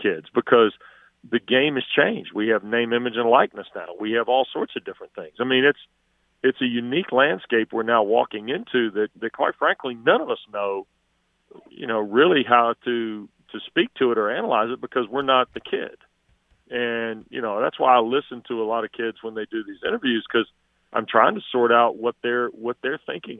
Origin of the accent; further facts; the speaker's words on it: Greensboro, North Carolina, United States; also born or lived in Cary, North Carolina; I was born at Cone Hospital. I mean, I grew up in Greensboro till I was 11 and a half and we moved to Cary.